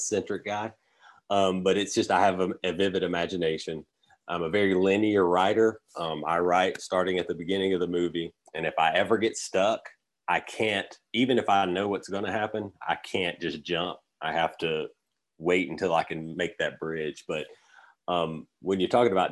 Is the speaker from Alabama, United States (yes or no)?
yes; Alabama, United States; also born or lived in Los Angeles; where I'm from Alabama